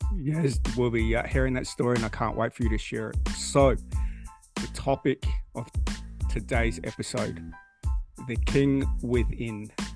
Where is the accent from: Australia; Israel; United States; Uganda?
Australia; we don't do any of that stuff here in Australia